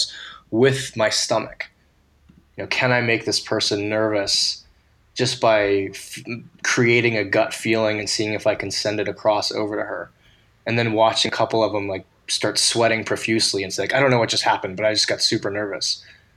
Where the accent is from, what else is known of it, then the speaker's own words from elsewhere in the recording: United States; an American white male at 39 years old